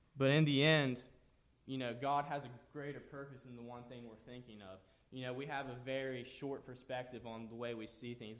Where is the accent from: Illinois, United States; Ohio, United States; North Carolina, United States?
Ohio, United States; Jackson; I am from Jackson, Ohio